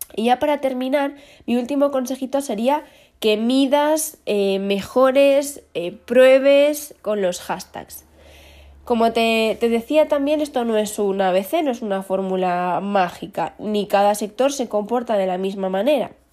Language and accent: Spanish; León, Castile and León, Spain; somos el León de España